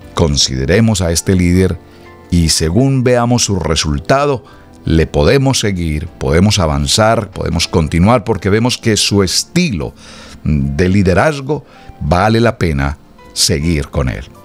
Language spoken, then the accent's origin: Spanish; Colombia; moved away; mi país natal, Colombia